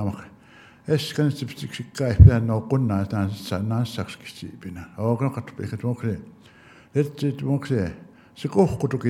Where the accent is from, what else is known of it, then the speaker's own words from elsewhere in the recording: Blood Indian Reserve, Alberta, Canada; first language Blackfoot; English is a second language; I'm from the Blood Indian Reservation, and my ancestor is Meat Gates